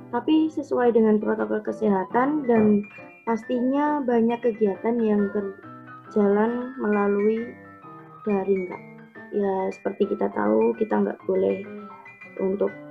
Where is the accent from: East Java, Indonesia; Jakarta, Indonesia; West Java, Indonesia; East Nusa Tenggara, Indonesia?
East Java, Indonesia; Tuban; Aku dari Fakultas Ilmu Sosial dan Ilmu Politik angkatan 2018. Asal kotanya sih dari Kabupaten Tuban, lebih tepatnya di Kecamatan